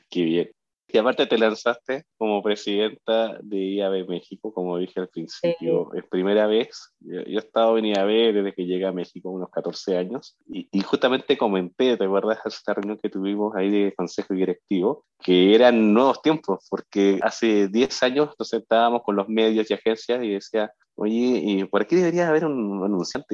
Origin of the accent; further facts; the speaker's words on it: Chile; yo soy de Chile